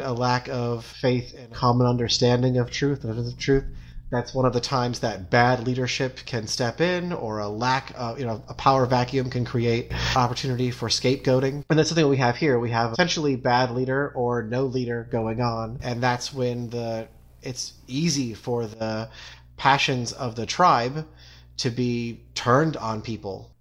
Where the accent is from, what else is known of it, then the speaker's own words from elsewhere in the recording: United States; as an American